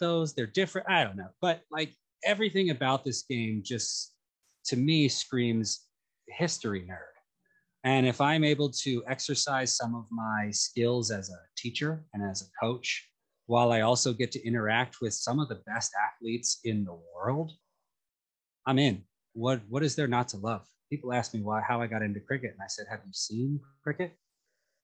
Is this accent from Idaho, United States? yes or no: no; Philadelphia, Pennsylvania, United States; moved away; also born or lived in New York City; as a young, aggressive man in Philadelphia who loved a bit of hockey